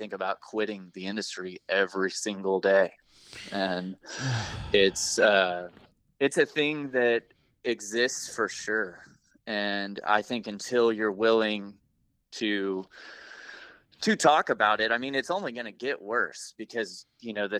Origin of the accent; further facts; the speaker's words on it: Oklahoma, United States; also born or lived in Pacific Northwest; I was born and raised in Oklahoma and grew up here.